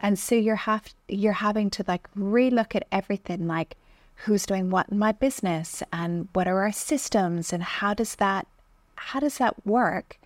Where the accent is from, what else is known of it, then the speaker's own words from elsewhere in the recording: Canada; I grew up in Canada